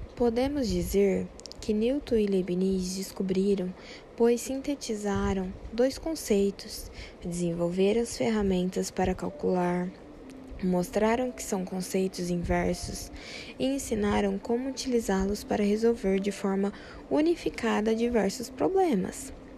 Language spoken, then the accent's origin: Portuguese; Americana, São Paulo, Brazil; Sou de Americana, interior de São Paulo